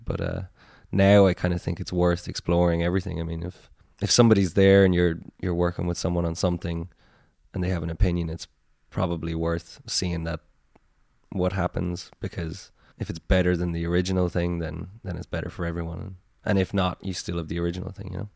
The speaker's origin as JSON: {"language": "English", "area": "Tipperary", "region": "Munster", "country": "Ireland", "moved": "yes", "lives_now": "Cork, Ireland", "said": "We're all from Tipperary, but, like, I live in Cork"}